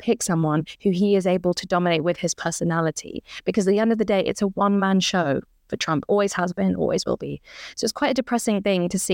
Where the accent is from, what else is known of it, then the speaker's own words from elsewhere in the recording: United Kingdom; as British people